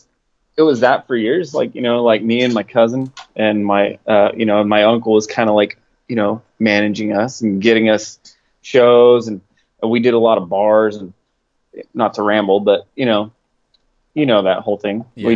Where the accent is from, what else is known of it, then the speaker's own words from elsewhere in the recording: Clinton, Oklahoma, United States; And, yeah, it's a little tiny town called Clinton, Oklahoma. Everybody knows everybody and all that good stuff. It's a great town. I love it.